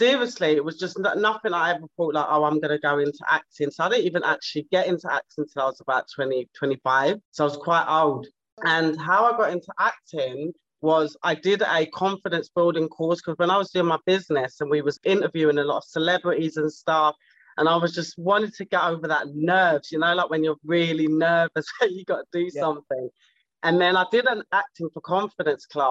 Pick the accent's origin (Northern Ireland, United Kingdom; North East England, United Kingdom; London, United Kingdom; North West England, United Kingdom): London, United Kingdom; I'm from South London